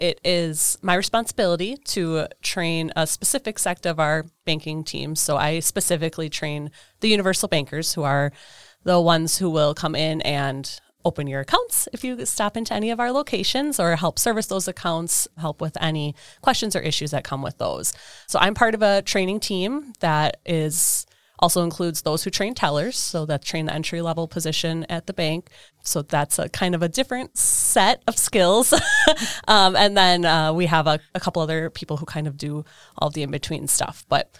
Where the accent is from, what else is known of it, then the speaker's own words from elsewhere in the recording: Eden, Wisconsin, United States; Eden, Wisconsin.